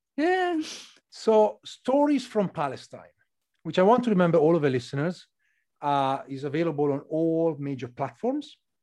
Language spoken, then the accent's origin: English; northern Italy, Italy; from my place in north of Italy